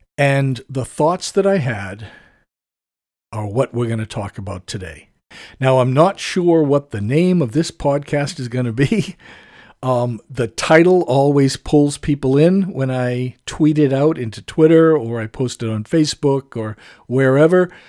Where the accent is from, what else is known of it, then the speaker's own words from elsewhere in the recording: United States; I have to admit to being an American.